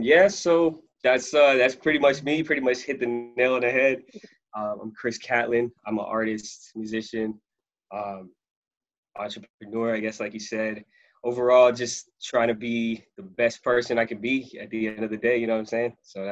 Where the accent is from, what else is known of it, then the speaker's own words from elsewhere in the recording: Trinidad & Tobago; I'm from Trinidad.